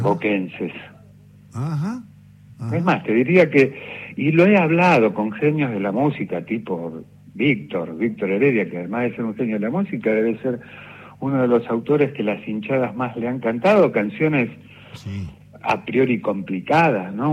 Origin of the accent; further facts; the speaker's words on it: Ramos Mejía, Buenos Aires Province, Argentina; Yo soy de Ramos Mejía, que es La Matanza